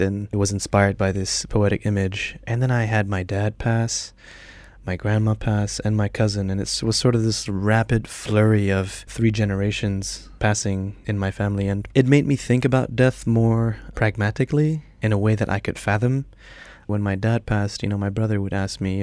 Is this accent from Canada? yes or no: no; Iran; moved away; I'm half Iranian, I'm half Malay. Growing up in Iran